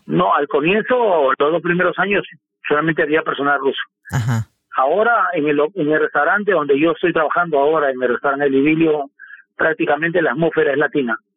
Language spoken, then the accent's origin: Spanish; Peru; moved away as an adult; also born or lived in Lima; now in Moscow, Russia; vine solo del Perú